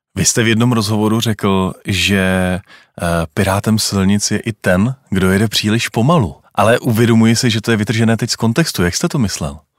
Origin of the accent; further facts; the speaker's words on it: Czechia; jsme my Češi řidiči?